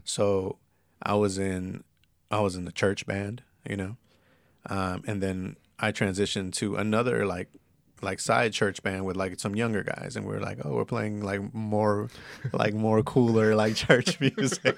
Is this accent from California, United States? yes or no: yes; San Bernardino, California, United States; also born or lived in East Los Angeles; I lived in San Bernardino for twelve years. I graduated high school in the I E and everything